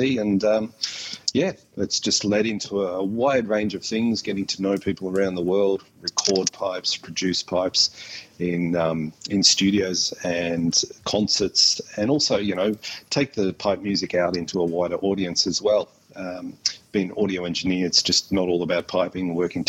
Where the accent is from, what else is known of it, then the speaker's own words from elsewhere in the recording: Warrnambool, Victoria, Australia; moved away; also born or lived in Melbourne, Australia / Scotland; I'm a piper from Australia. I was taught pipes by my father, whose father immigrated from Scotland out to Australia in the 1930s. I grew up in a country town, taught in a local band called the Warrnambool Pipe Band.